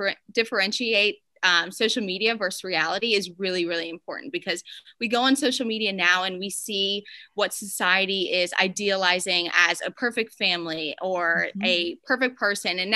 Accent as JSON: {"language": "English", "region": "Pennsylvania", "country": "United States", "also_born_or_lived": "Alabama", "moved": "as an adult", "lives_now": "South Florida, United States", "said": "I'm from Pennsylvania originally"}